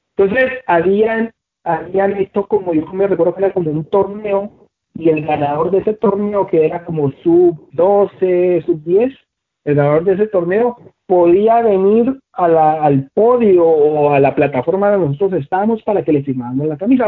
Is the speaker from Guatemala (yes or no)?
yes; Guatemala; mi país